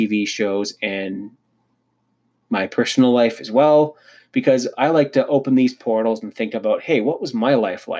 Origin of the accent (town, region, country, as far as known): Canada